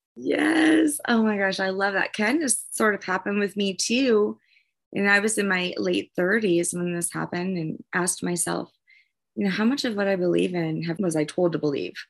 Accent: New Orleans, Louisiana, United States; moved away; I'm from New Orleans originally

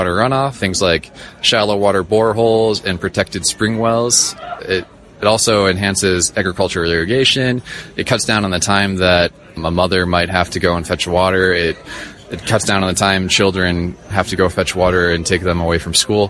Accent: Cleveland, Ohio, United States; moved away as an adult; now in Uganda; From Cleveland, Ohio originally

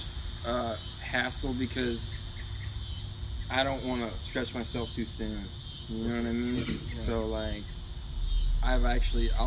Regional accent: Momence, Illinois, United States; now in Bourbonnais, United States; I am from Bourbonnais, originally from Momence

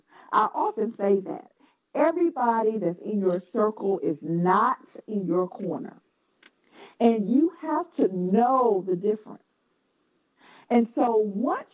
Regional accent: North Carolina, United States; accent: Southern; now in Washington, D.C. metropolitan area, United States; I was ashamed of my Southern accent. I'm from North Carolina.

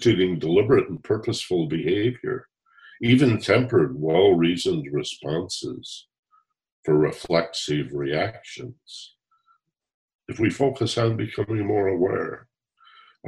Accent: Michigan, United States; I grew up in Michigan

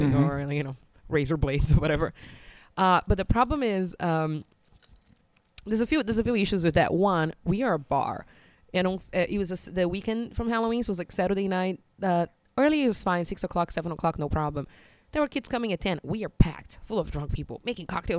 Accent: Brazil; now in China; I grew up in Brazil.

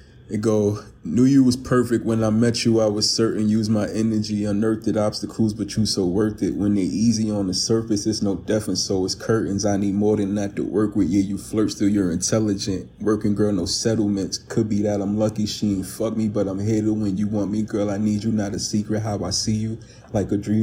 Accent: New York City, New York, United States; also born or lived in Astoria, Queens; we both grew up in New York City, you in Queens and me in Harlem

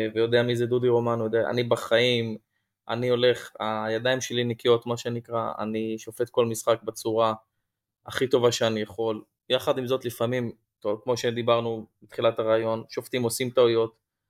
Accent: Tel Aviv, Tel Aviv District, Israel; moved away as an adult; now in Yavne, Israel; נולדתי בתל אביב וגדלתי בקריית שלום, ואני בעשר שנים האחרונות אה, גר ביבנה

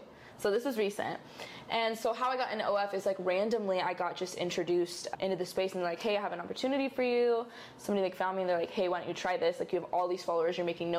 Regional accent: Chula Vista, California, United States; moved away as an adult; now in Los Angeles, United States; I grew up in Chula Vista, San Diego. So it's pretty close to like the border. You know, it's like pretty deep San Diego.

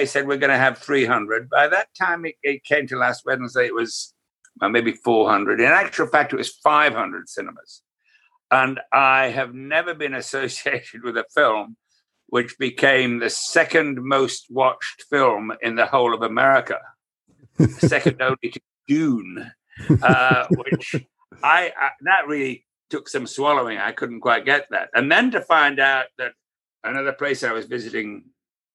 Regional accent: United Kingdom; I'm British.

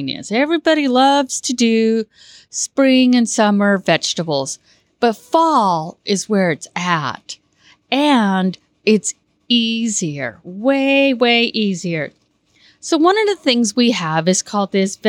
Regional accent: Woodland, California, United States; I grew up in Woodland, went to college, got a degree in agriculture

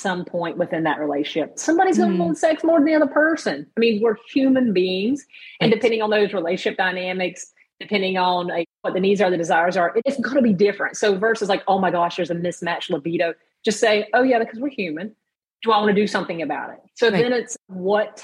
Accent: the South, United States; I was raised in the South

